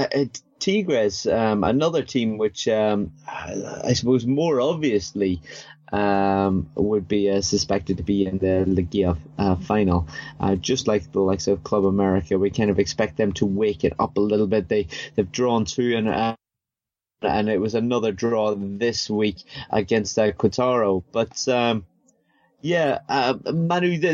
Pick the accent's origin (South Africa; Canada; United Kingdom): United Kingdom; Northern Ireland; I'm from Northern Ireland.